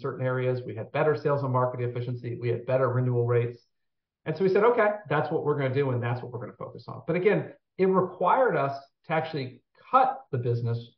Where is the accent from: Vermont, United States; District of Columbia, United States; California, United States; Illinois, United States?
District of Columbia, United States; Washington; I grew up in the Washington, D.C. area